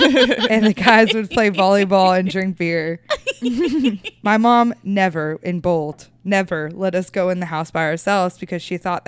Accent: Wimauma, Florida, United States; So my dad's family was really poor, and I grew up in Wimama.

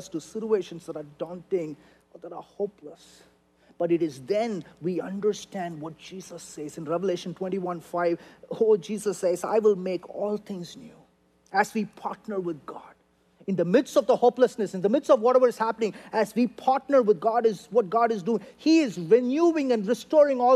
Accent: India; now in United States; I'm an Indian guy

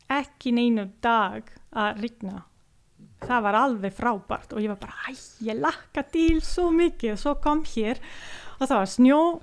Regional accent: Livigno, Lombardy, Italy; Icelandic is a second language; now in Akureyri, Iceland; Ég er frá Nordurítilju mm, ég kem frá líturþorpi sem heitir Livigno

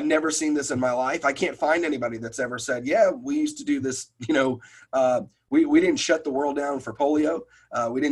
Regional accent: New York, United States; moved away; I'm originally from New York

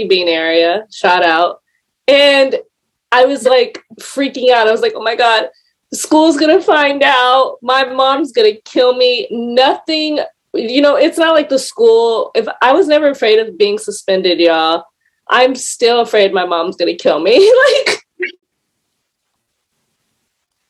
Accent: California, United States; I grew up in California

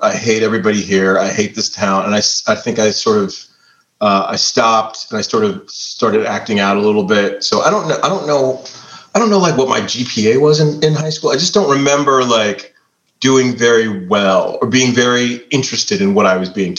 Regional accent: Warren, Ohio, United States; moved away as an adult; also born or lived in Braceville, Ohio; now in Pittsburgh, United States; I'm from a little town called Braceville, Ohio. And then we moved to the big city, which is Warren, Ohio.

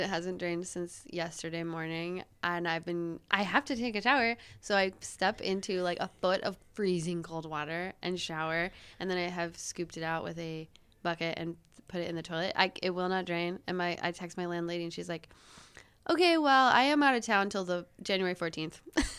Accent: northern Wisconsin, United States; I'm from northern Wisconsin

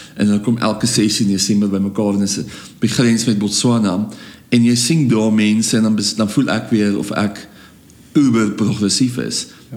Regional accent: South Africa; So ek sien myself as 'n Afrikaner, maar ek is ook baie ander goed

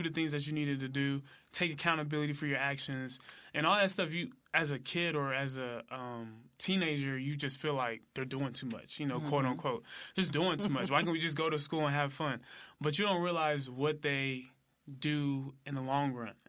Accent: Memphis, Tennessee, United States; also born or lived in Collierville, Tennessee / Germantown, Tennessee; I was born and raised in Memphis, Tennessee

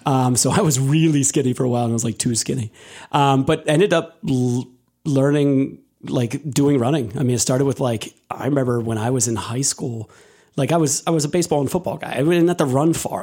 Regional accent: Delaware County, Pennsylvania, United States; also born or lived in Lancaster, Pennsylvania; I was originally from Delaware County

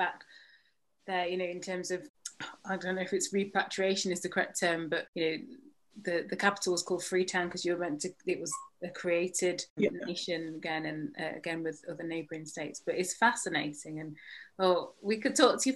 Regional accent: United Kingdom; I'm British Jamaican

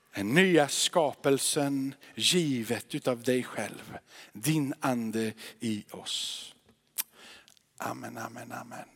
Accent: Sweden; vi svenskar

